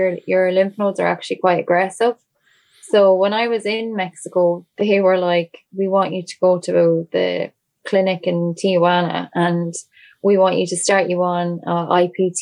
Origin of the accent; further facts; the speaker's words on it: Ireland; Irish people. Everyone in, like it was, a lot of it was my community, my hometown